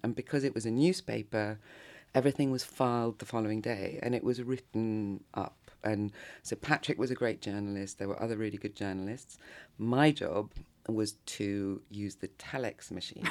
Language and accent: English; London, United Kingdom; moved away as an adult; also born or lived in Japan; now in Paris, France; grew up in, basically in London, between London and the countryside.